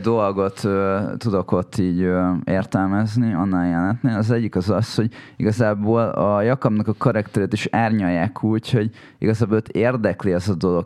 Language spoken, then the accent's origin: Hungarian; Hungary; nekem az az identitásom, hogy magyar vagyok